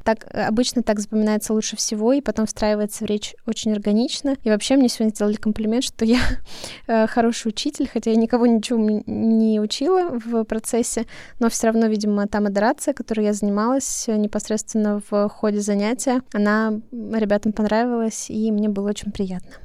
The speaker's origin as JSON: {"language": "Russian", "country": "Russia"}